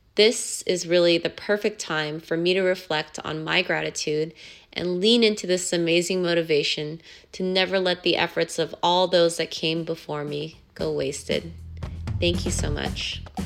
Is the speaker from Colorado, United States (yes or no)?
no; Southern California, United States; I'm a first generation Korean American, born and raised in Southern California.